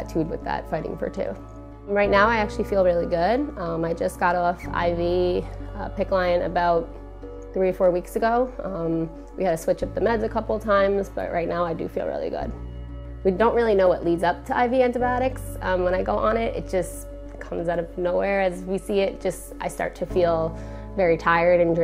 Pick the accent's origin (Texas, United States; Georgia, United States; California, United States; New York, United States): New York, United States; Hicksville; I grew up in Hicksville, New York on Long Island.